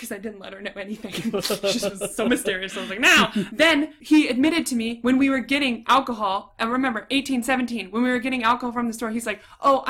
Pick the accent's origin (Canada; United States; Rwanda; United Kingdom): United States; Southern California; can you tell we're from Southern California?